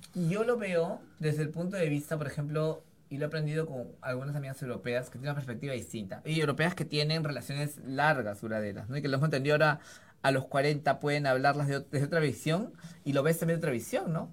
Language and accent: Spanish; Lima, Peru; yo crecí en Breña